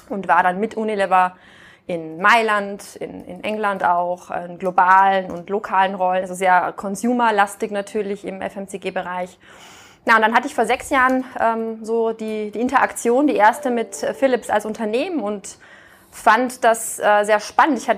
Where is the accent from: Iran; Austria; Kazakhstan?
Austria; moved away as an adult; also born or lived in France / Canada; now in Germany; ich bin jetzt keine gebürtige Norddeutsche, sondern ich kam aus Österreich. Ähm, bin da aufgewachsen, habe da studiert auf der WU